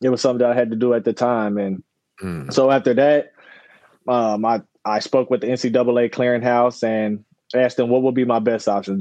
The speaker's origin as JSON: {"language": "English", "region": "Northern Kentucky", "country": "United States", "tie": "born or raised there", "said": "I grew up in Northern Kentucky."}